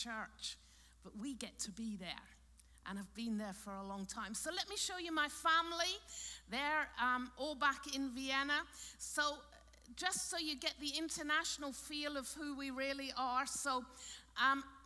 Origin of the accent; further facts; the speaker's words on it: Cornwall, South West England, United Kingdom; now in Austria; I grew up in Cornwall in England on a big farm.